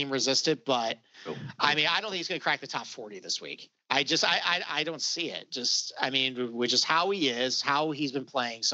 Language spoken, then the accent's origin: English; Rochester, New York, United States; accent: Rochester; my Rochester accent